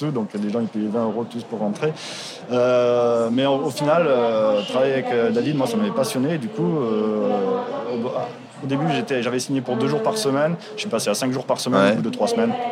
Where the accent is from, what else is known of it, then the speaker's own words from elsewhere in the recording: Toulouse, Occitania, France; now in Amsterdam, Netherlands; Toulouse, euh, j'ai fait mes études, euh, j'ai grandi là-bas. Moi, je suis toulousain, mais après, ça fait longtemps que je suis parti.